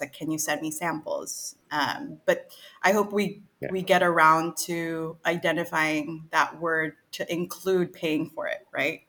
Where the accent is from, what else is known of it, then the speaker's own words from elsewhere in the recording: Pacific Northwest, United States; moved away as an adult; also born or lived in Seattle; now in Manila, Philippines; growing up in the Pacific Northwest